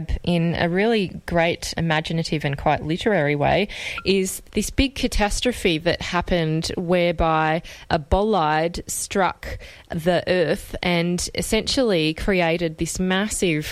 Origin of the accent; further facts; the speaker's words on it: Australia; as an Australian